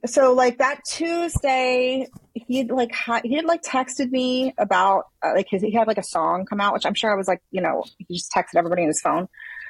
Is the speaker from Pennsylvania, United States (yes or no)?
yes; Philadelphia, Pennsylvania, United States; moved away as an adult; now in Los Angeles, United States; I'm from Philly originally.